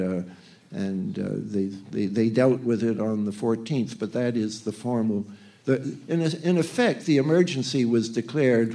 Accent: Canada; now in United States; I'm a Canadian

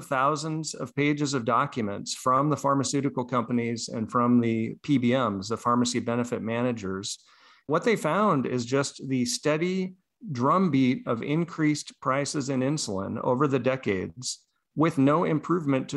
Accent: United States; As an American

